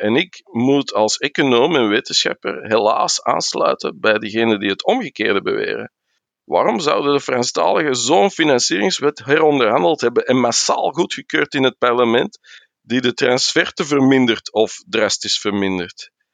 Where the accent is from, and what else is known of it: Flanders, Belgium